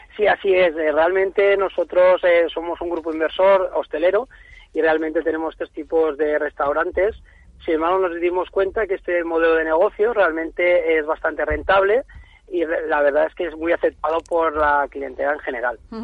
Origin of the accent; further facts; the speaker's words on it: Valencia, Valencian Community, Spain; nosotros somos de Valencia